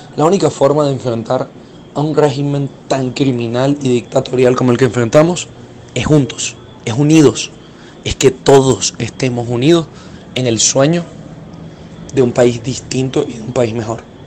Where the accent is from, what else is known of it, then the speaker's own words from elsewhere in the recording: Venezuela; volvernos a encontrar como venezolanos